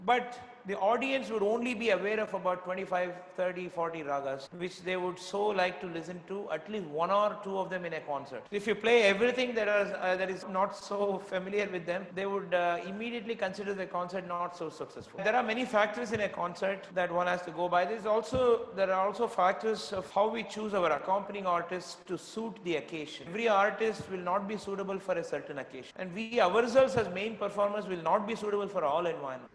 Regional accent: Bangalore, Karnataka, India; also born or lived in Tirunelveli, Tamil Nadu; now in Chennai, India; Though I was a Tamilian from Tirunelveli, but I grew up in Karnataka, so I was considered an outsider, so to say, from Bangalore

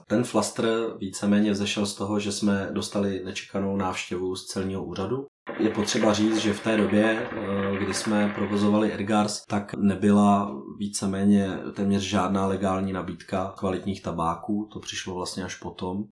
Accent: Prague, Czechia; ptal se, odkud jsme. A my jsme říkali, že jsme z Prahy

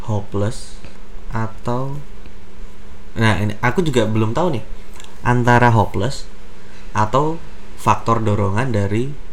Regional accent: Sukoharjo, Central Java, Indonesia; now in Solo, Indonesia; Aku asalnya dari Sukoharjo dan sekarang tinggal di Solo.

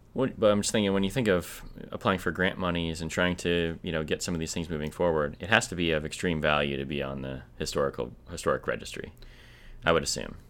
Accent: Minnesota, United States; I'm from Minnesota.

